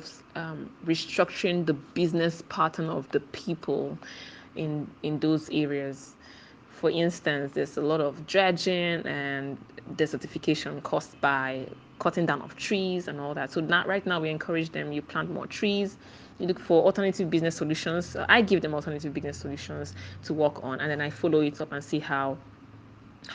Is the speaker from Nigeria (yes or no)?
yes; Imo, Nigeria; I am from Imo State, Nigeria. That's the Eastern Nigeria.